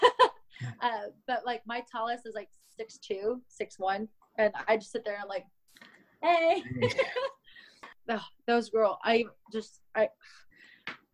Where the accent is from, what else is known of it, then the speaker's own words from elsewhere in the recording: Minnesota, United States; I grew up in Minnesota